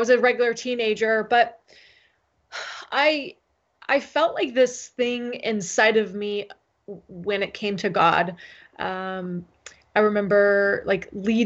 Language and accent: English; San Diego, California, United States; moved away; also born or lived in Seattle; in a covenant church in my neighborhood growing up in San Diego